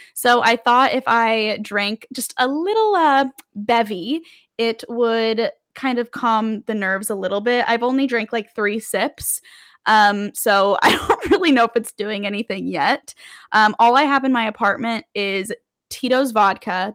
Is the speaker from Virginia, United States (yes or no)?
no; Las Vegas, Nevada, United States; moved away as an adult; now in New York City, United States; I am a true Las Vegas born and raised. I lived in Las Vegas from the time I was born to the time I went to college